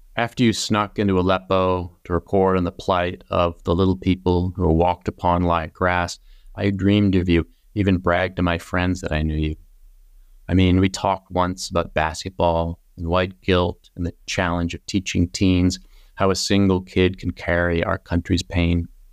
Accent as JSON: {"language": "English", "town": "Plymouth", "region": "Massachusetts", "country": "United States", "tie": "born or raised there", "moved": "as an adult", "lives_now": "West Coast, United States", "said": "I'm from the East Coast"}